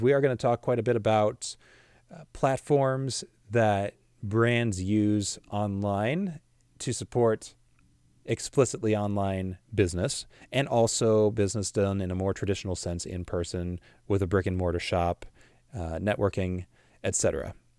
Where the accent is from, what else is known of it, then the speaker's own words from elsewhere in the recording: Washington, United States; also born or lived in Illinois; I'm from the Midwest, from Illinois, but was raised here in the Pacific Northwest in Washington State, spent majority of my life here